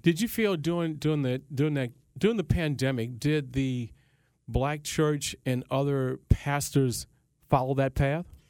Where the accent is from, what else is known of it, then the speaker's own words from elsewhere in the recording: Baton Rouge, Louisiana, United States; also born or lived in New Orleans; I grew up in Baton Rouge, I was in New Orleans mm-hmm. quite a mm-hmm. bit